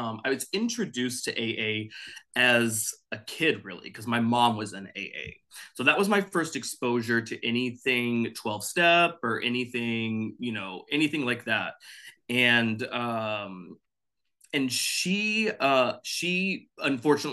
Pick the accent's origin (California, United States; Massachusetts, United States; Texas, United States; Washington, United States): Texas, United States; Dallas; now in Los Angeles, United States; I'm originally from Texas, Dallas specifically, but I live in Los Angeles now.